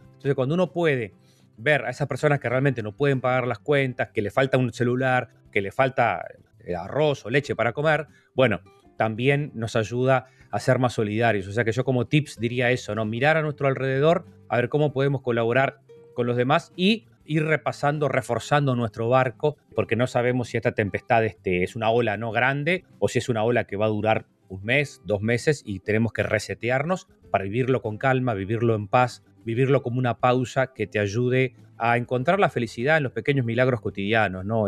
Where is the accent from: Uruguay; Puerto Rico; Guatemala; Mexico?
Uruguay; uno lo veía acá como uruguayo